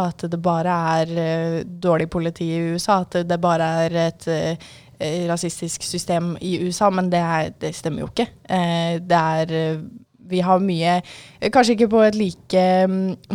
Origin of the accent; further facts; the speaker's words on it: Oslo, Norway; now in Sandefjord, Norway; Ja, og jeg, altså, som sagt så kommer jeg jo fra Oslo, og selv om ikke jeg har bodd der på en god del år nå, så er jeg jo fortsatt der mye, for det er der familien min stort sett er fra.